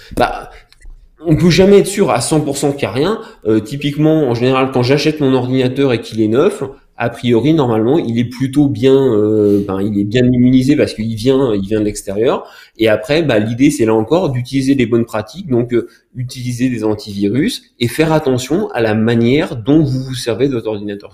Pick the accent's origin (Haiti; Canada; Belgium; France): France; je suis français